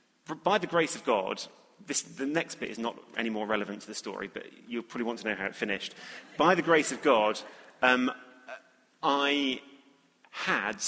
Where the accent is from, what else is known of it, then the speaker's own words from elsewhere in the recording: England, United Kingdom; being evidently English